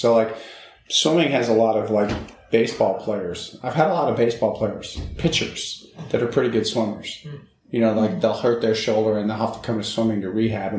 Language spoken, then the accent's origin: English; California, United States; I came from California, and, you know, I was like, okay, Indiana.